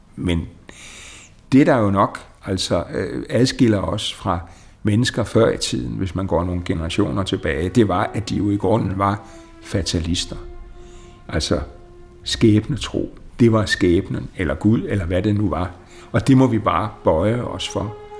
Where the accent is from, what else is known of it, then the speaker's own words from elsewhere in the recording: Denmark; vores selvopfattelse som danskere